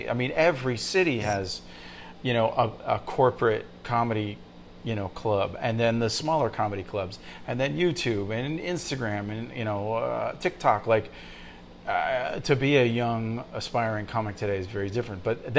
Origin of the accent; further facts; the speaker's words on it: Santa Monica, California, United States; also born or lived in Venice, Los Angeles; now in Brooklyn, United States; I'm from Venice and Santa Monica.